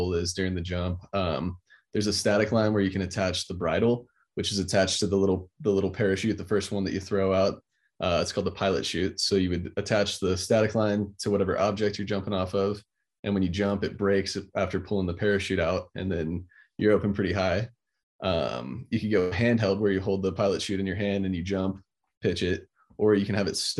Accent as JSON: {"language": "English", "region": "Florida", "country": "United States", "tie": "born or raised there", "said": "growing up in Florida"}